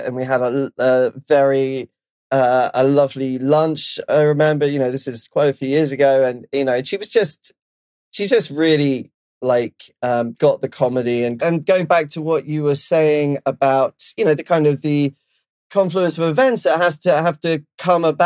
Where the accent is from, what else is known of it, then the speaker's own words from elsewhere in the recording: London, United Kingdom; now in Los Angeles, United States; I'm from London, obviously, but I live